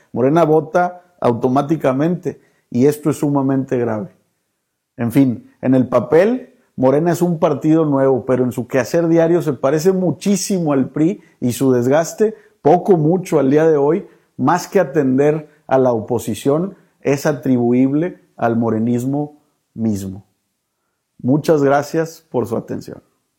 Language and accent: Spanish; Mexico